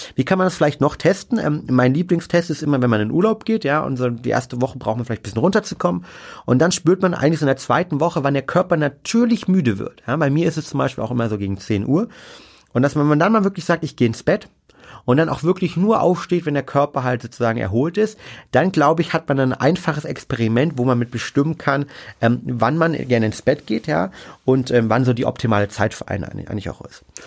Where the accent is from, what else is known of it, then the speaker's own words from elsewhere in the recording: Germany; bei uns in Deutschland